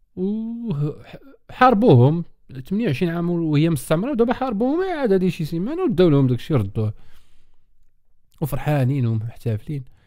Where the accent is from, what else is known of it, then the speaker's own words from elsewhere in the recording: Morocco; انا مغربي